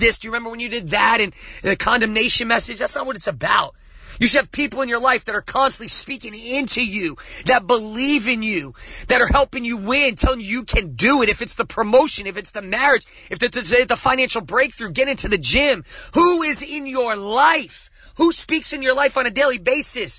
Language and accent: English; New Jersey, United States; I'm from Jersey, man. Growing up, you don't trust anybody